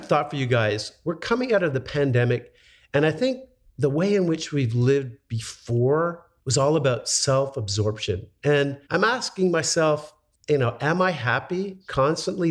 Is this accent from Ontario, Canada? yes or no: no; Montreal, Quebec, Canada; I grew up in Montreal, so I know how to say Gagne.